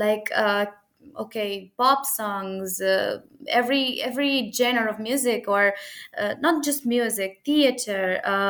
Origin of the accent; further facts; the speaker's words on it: Moldova; In a sense, I respect our traditions as a Moldovan girl, but I can be, and I like the modernism in our days.